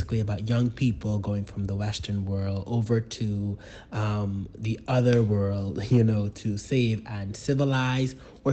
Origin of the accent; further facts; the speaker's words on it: Bahamas; I am from the Bahamas. That means that I am Bahamian.